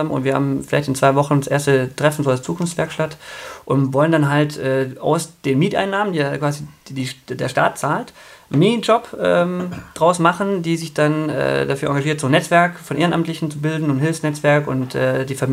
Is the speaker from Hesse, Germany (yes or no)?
no; Aalen, Baden-Württemberg, Germany; äh, Altpietismus sogar, also äh, in Württemberg groß geworden, Tefern im Aalen, mein Papa war der Vorsitzende.